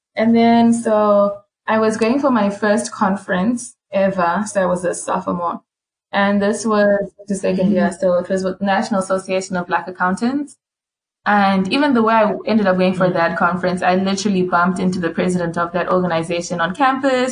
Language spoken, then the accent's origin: English; Harare, Zimbabwe; moved away as an adult; now in Louisiana, United States; I'm also from Zim, from Harare, came here to the States.